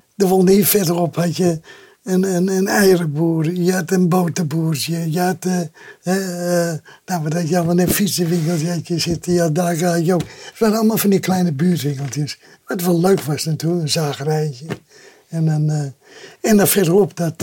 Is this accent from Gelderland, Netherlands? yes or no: no; Amsterdam, North Holland, Netherlands; ik ben geboren in de Zwaarschat. En dat was in 1932, toen was Nieuwendam net gebouwd